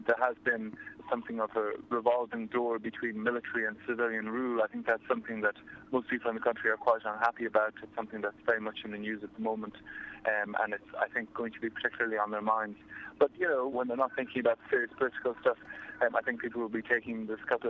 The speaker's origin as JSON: {"language": "English", "country": "Ireland", "said": "Yes, I'm Irish"}